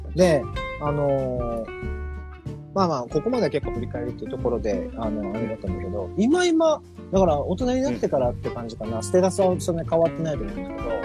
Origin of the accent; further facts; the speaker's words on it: Okinawa, Japan; 僕沖縄の人